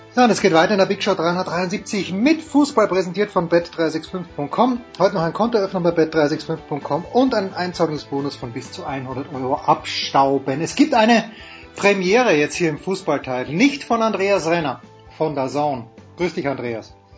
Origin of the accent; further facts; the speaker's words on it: Austria; Ich bin bekennender Fan von Sturm Graz, bin Österreicher